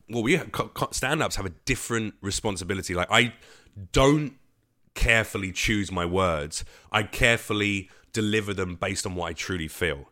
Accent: London, United Kingdom; now in Los Angeles, United States; I consider myself an East Coast comic, even though I'm a Londoner.

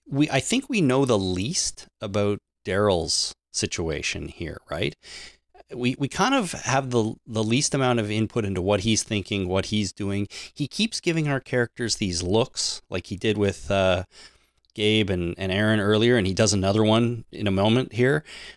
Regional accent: Canada

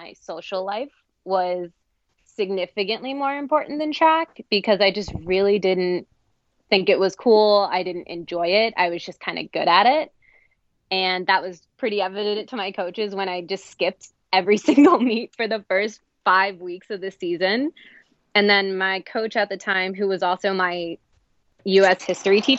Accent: New Jersey, United States; moved away as an adult; also born or lived in North Carolina / New England; I grew up in New Jersey, was there my whole first 18 years alive, move, same house, that whole thing.

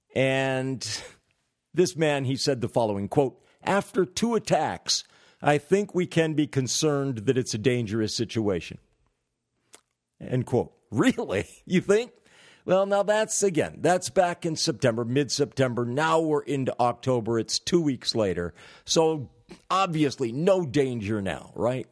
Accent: California, United States; moved away; I'm originally from California

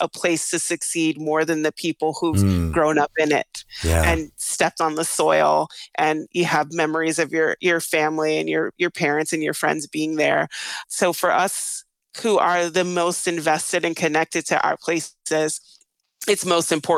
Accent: New York City, New York, United States; moved away; I grew up in Brownsville, Brooklyn, when Brownsville, Brooklyn was the murder capital of the United States.

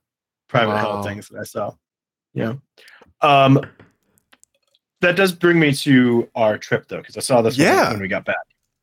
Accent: outside Chicago, Illinois, United States; moved away; also born or lived in Michigan; I grew up outside Chicago

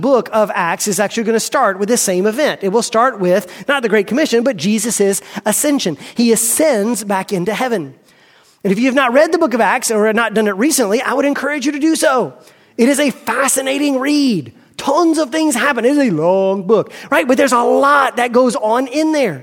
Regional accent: United States; I am an American

